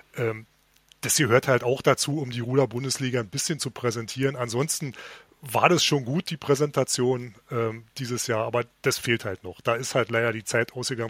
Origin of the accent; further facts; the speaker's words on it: Berlin, Germany; sind wir Berliner